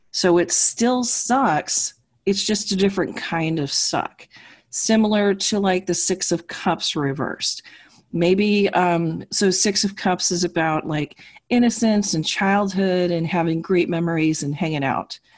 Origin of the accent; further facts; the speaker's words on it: New York, United States; the New Yorker.